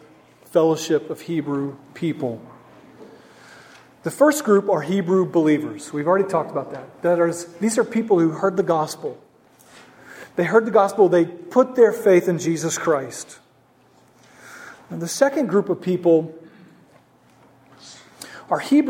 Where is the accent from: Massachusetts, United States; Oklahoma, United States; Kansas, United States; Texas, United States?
Oklahoma, United States; Norman; moved away; I'm from Oklahoma